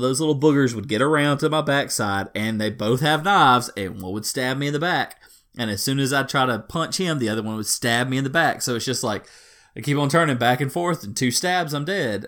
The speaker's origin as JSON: {"language": "English", "region": "Deep South", "country": "United States", "accent": "deep Southern", "said": "I'm a deep Southerner guy, so you just have to forgive me on my accent."}